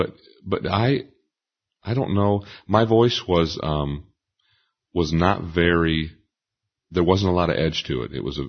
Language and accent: English; Port Clinton, Ohio, United States; I grew up in Port Clinton, Ohio, and we really didn't have any kind of gospel music at all.